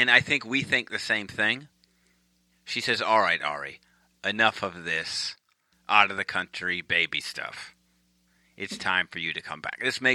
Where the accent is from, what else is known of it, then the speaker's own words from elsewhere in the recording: United States; as an American